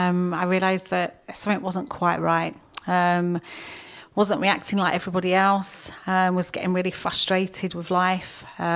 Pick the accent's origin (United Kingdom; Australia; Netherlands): United Kingdom; Blackmore, East of England; I came from a little village called Blackmore in Essex, near just outside Brentwood.